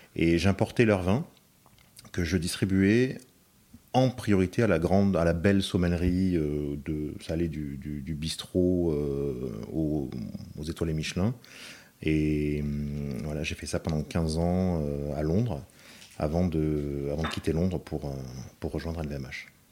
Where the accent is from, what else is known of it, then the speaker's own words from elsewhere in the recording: France; moved away as an adult; also born or lived in London; je suis français